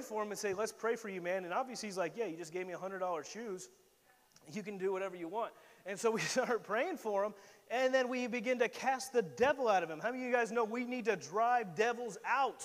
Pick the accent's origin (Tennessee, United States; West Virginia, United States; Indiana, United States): Indiana, United States; I'm a boy from Indiana, from the middle of nowhere